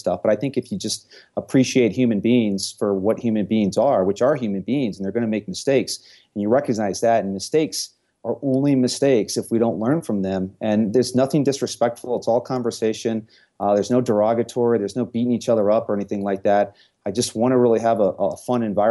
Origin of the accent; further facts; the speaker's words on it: St. Louis, Missouri, United States; moved away as an adult; now in Denver, United States; I was born and raised in St. Louis, and I left St. Louis when I was 30 years old